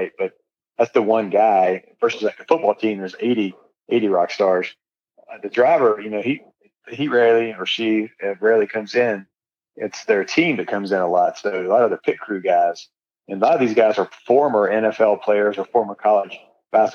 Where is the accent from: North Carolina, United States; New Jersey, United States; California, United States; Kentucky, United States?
North Carolina, United States; I grew up in North Carolina